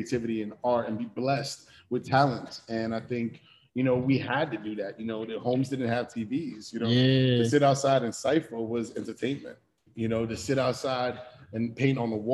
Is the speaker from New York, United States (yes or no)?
yes; New York City, New York, United States; also born or lived in Ipswich, England / Spain; I moved from a military lifestyle to growing up in the South Bronx in the 80s